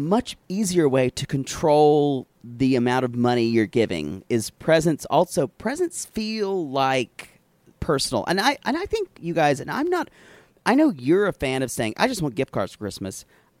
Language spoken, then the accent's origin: English; South Carolina, United States; I grew up in South Carolina